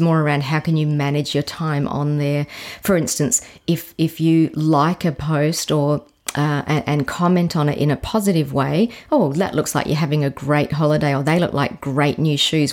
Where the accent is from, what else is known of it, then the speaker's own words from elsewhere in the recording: McLaren Vale, South Australia, Australia; I actually grew up, it was then really considered country, but, um, McLaren Vale